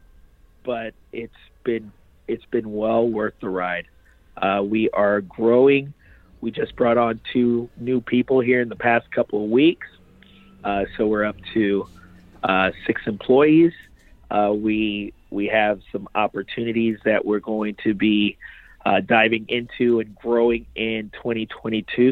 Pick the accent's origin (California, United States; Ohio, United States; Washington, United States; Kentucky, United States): Ohio, United States; Lima; also born or lived in Haiti / New York; I was born in Haiti, came to the United States as a baby, pretty much. I was about seven months old. And from there, we made our way from New York to Lima, Ohio.